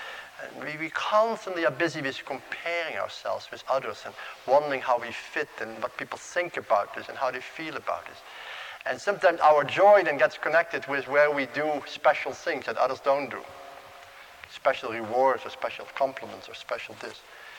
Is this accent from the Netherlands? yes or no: yes; Netherlands; Oh, he's from Holland too, you know, and we're both from Holland, same seminary.